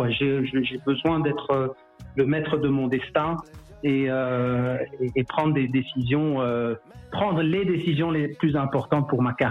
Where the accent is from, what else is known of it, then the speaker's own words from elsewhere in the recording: DR Congo; je suis investi euh, chez moi en RDC plus que jamais.